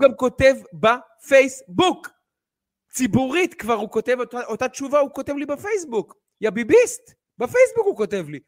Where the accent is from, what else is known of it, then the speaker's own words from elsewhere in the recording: Ramat Gan, Tel Aviv District, Israel; בתור רמת גני הרבה שנים